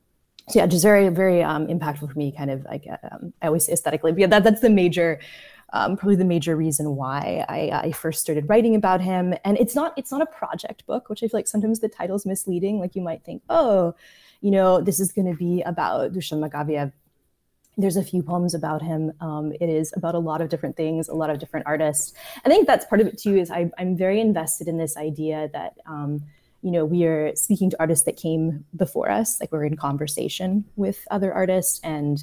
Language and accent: English; Prague, Czechia; I grew up in Prague in Czechia and was really impacted early on by like Czech New Wave films.